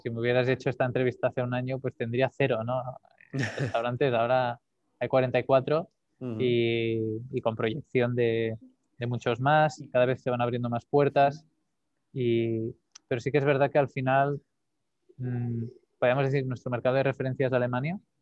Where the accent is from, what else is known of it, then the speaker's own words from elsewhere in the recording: Calella, Catalonia, Spain; Nací en Calella, un pueblo aquí al norte de Barcelona, en la costa